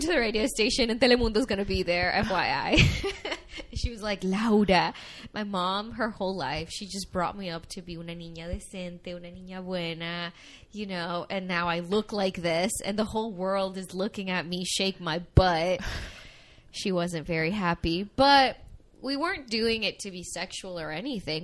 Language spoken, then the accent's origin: English; Miami, Florida, United States; also born or lived in Venezuela; I was born in Venezuela. Um, I came to the I came to Miami when I was 7 years old